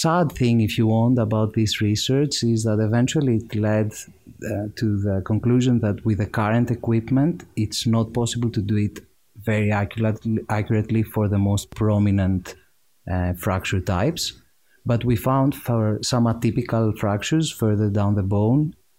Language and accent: English; Greece; moved away as an adult; also born or lived in Cambridge, United Kingdom; now in United Kingdom; I'm from Greece. I grew up there, went to school over there